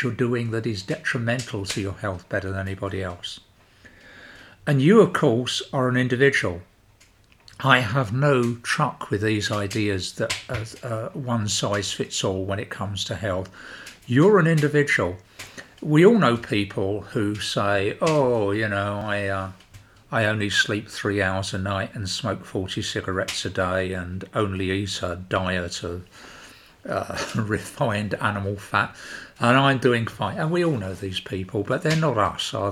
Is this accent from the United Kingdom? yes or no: yes; United Kingdom; being British